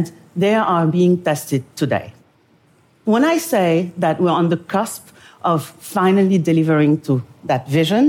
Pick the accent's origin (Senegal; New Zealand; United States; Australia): Senegal; moved away; also born or lived in Paris, France; I am from Senegal, West Africa.